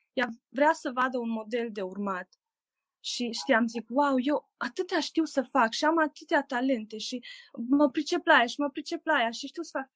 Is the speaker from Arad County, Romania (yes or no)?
no; Oradea, Bihor County, Romania; sunt din Oradea